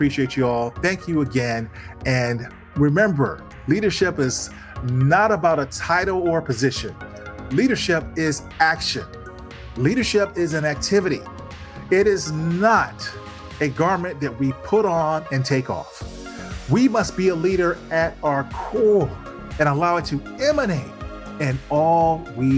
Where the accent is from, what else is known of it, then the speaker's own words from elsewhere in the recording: East Chicago, Indiana, United States; East Chicago, Indiana, my hometown